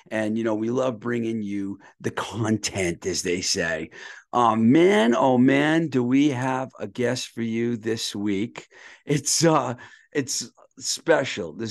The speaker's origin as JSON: {"language": "English", "town": "Boston", "region": "Massachusetts", "country": "United States", "also_born_or_lived": "New York", "said": "I'm from Boston, but I lived in New York uh, twice."}